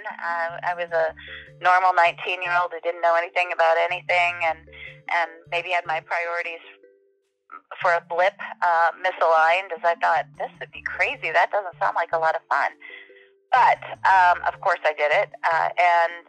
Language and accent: English; Cuba City, Wisconsin, United States; moved away as an adult; also born or lived in Madison, Wisconsin; I was not going to live in the small town of Cuba City, Wisconsin when I grew up